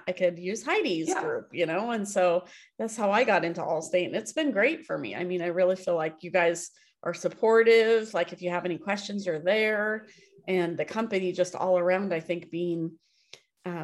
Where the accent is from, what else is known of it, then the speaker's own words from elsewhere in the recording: Happy Valley, Oregon, United States; I grew up here in Happy Valley and it was like farmland.